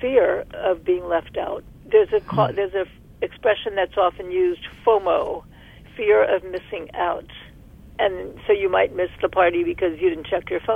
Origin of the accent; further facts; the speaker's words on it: New York City, New York, United States; moved away as an adult; also born or lived in Berkeley, California; I'm from Brooklyn, New York